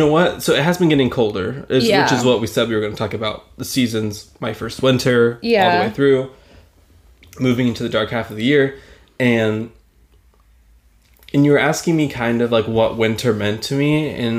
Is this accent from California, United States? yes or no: no; Texas, United States; moved away; I'm from Texas, and I'm from, like, the southern part, too. So, we're not, like, the southern part, but, like, Austin, which is on the coast.